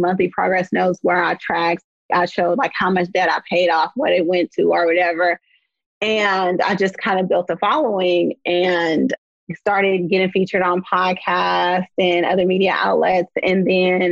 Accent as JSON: {"language": "English", "town": "Oakland", "region": "California", "country": "United States", "tie": "born or raised there", "said": "I'm from the San Francisco Bay Area, born and raised in Oakland"}